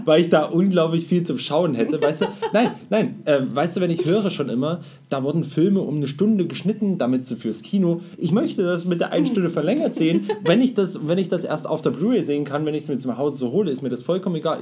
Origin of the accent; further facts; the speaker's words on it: Germany; als Deutscher